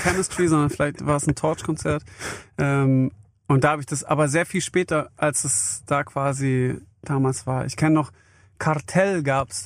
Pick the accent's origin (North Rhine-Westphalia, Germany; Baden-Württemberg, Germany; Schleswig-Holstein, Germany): Baden-Württemberg, Germany; near Stuttgart; also born or lived in Vienna, Austria; Ich bin bei Stuttgart groß geworden.